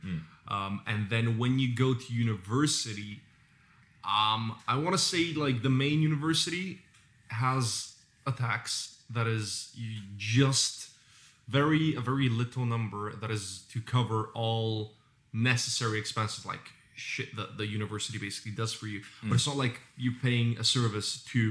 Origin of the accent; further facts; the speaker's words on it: Bulgaria; growing up in Bulgaria.